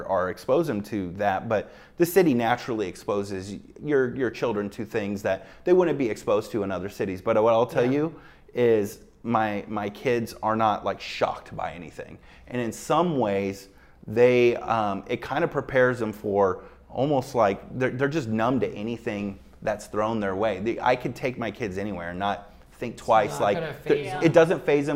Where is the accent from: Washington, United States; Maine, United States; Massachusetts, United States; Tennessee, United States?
Washington, United States; Seattle; moved away as an adult; now in Las Vegas, United States; I grew up in Seattle